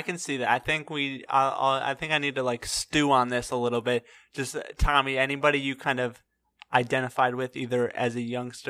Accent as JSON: {"language": "English", "region": "Texas", "country": "United States", "said": "just being from Texas, I think Dwayne is an interesting parallel just because of that, you know?"}